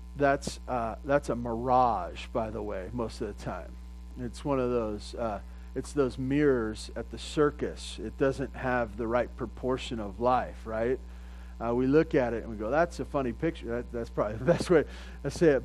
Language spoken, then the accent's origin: English; California, United States; I grew up in California and we never talked like